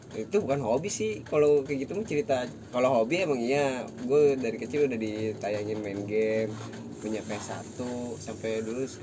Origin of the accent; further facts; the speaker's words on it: Jakarta, Indonesia; tapi mau gue bukan orang Sunda sih orang Betawi